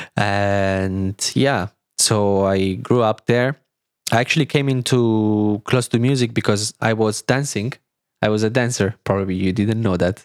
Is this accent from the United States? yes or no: no; small city about 30 km from Milan, Lombardy, Italy; English is a second language; moved away as an adult; now in Berlin, Germany; in Milan, which is, like, thirty kilometers from my, from my hometown